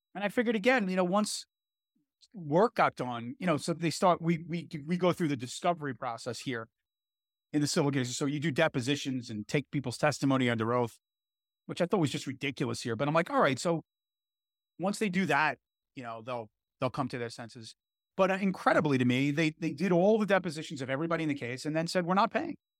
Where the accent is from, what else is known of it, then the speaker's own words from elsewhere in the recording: New York City, New York, United States; I grew up in Brooklyn. and I live in Brooklyn